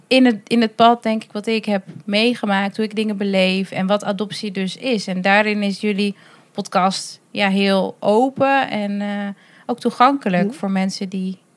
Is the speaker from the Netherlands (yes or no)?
yes; Drenthe, Netherlands; Ik ben zelf opgegroeid in Drenthe.